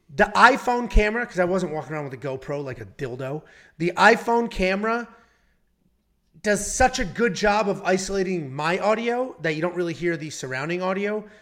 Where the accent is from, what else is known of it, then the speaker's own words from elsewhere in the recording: Connecticut, United States; I grew up in Connecticut